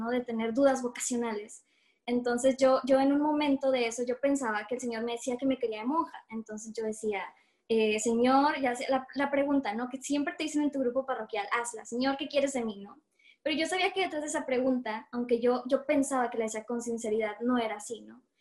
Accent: Monterrey, Nuevo León, Mexico; soy músico de Dios. Eh, coordino un ministerio de música eh, aquí donde soy en Monterrey, Nuevo León.

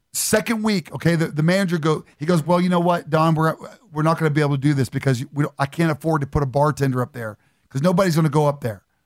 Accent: Beaver Falls, Pennsylvania, United States; I grew up in, uh, in Beaver Falls, Pennsylvania, right outside of Pittsburgh

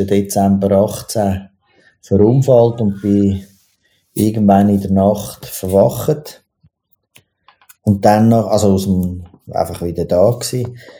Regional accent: Zurich, Switzerland; ich bin im, im, im Drogenzürich aufgewachsen, also im Niederdorf

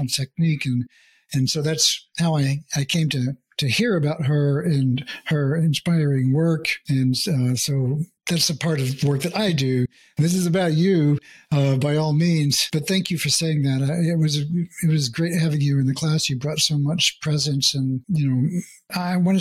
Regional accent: United States; first language English; I'm born and bred in America

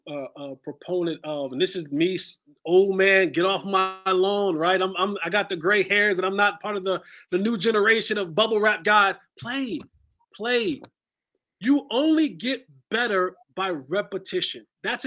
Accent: New Jersey, United States; now in Texas, United States; In Texas. I attended school in North Carolina, but I was born and raised in Jersey. That is, I am a Jersey boy.

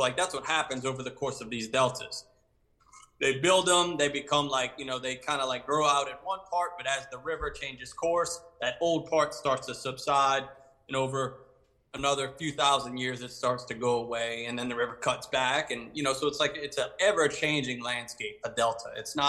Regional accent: St. Bernard, Louisiana, United States; So I'm from St. Bernard, Louisiana.

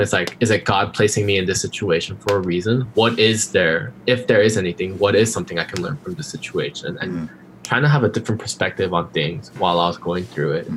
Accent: Glendale, California, United States; also born or lived in Korea / Irvine, California; grew up in Glendale pretty much all my life

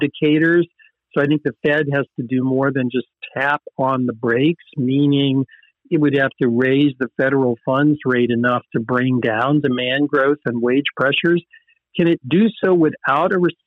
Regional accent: the South, United States; I'm from the South, and there's an expression of I'm fixing to do something

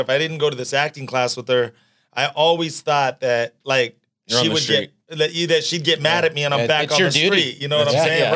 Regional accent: Orange County, California, United States; also born or lived in Los Angeles; I grew up in Orange County, and then I moved to LA when I was about

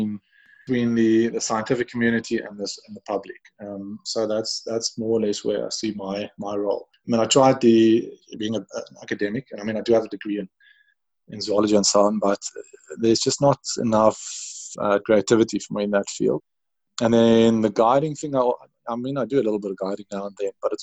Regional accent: Pretoria, Gauteng, South Africa; I grew up in Pretoria, a skinny little kid who liked birds and skateboarding

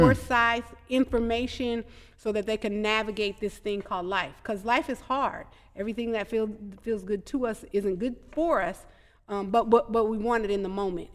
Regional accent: Madison, Wisconsin, United States; I grew up in Madison, and I had a village

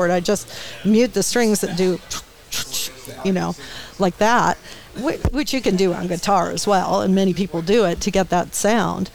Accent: Redondo Beach, California, United States; also born or lived in Menlo Park, California; I am from Redondo. Well, that's where we moved to after we were in Menlo Park. We moved down to Redondo Beach

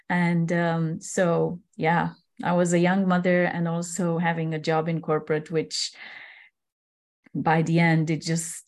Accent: Transylvania, Romania; moved away as an adult; I was born and raised in Transylvania. It's one of the parts, the most beautiful parts of Romania. And I was growing up until 21 years old on this land.

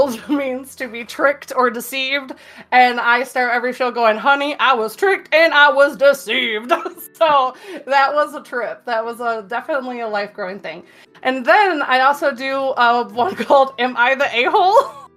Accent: Michigan, United States; I'm from Michigan

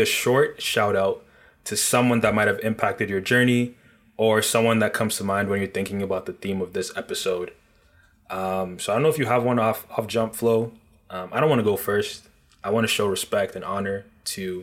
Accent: Nigeria; now in Toronto, Canada; I'm originally from Nigeria

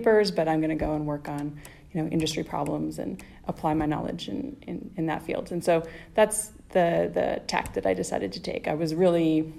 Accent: just outside of Edmonton, Alberta, Canada; moved away as an adult; now in San Diego, United States; I grew up in just outside of Edmonton, Alberta, so it's in the prairie part of Canada.

